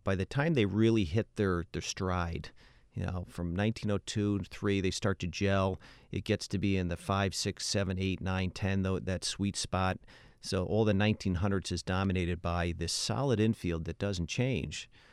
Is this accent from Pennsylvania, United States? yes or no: no; Albany, New York, United States; I'm from Albany, New York